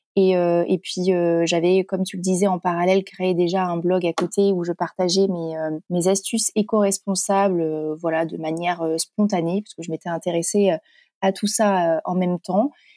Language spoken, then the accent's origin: French; Corrèze, Nouvelle-Aquitaine, France; moved away; also born or lived in Paris; Je suis originaire de la Corrèze.